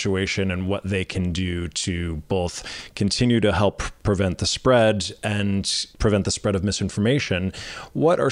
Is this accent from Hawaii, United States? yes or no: no; New York, United States; As a New Yorker